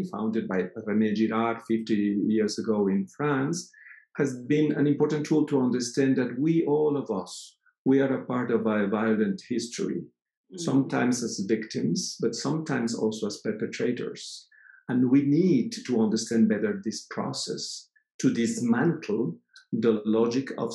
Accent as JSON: {"language": "English", "country": "Mexico", "also_born_or_lived": "Fribourg, Switzerland / Mexico City, Mexico", "said": "I come from Mexico"}